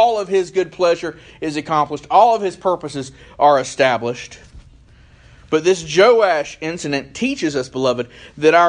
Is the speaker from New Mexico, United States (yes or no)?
no; Charlotte, North Carolina, United States; now in Moore County, United States; I grew up in Charlotte